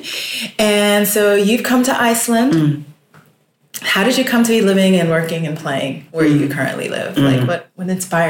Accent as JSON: {"language": "English", "region": "Colorado", "country": "United States", "tie": "born or raised there", "also_born_or_lived": "Ghana", "moved": "as an adult", "said": "so I grew up in Colorado."}